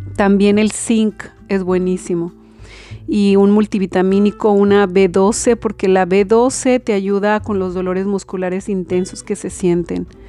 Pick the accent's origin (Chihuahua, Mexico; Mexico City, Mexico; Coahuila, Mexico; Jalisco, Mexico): Jalisco, Mexico; Belén del Refugio; moved away; mi pueblo de Belén del Refugio